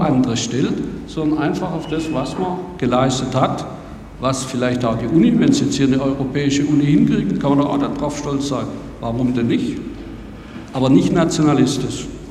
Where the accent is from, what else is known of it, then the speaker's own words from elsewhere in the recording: Germany; wir gebürtige Deutschen